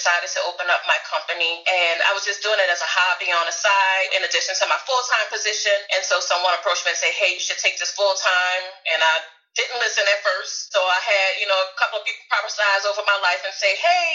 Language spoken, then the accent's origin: English; New Orleans, Louisiana, United States; now in Houston, United States; I'm originally from New Orleans, Louisiana. You probably hear the accent.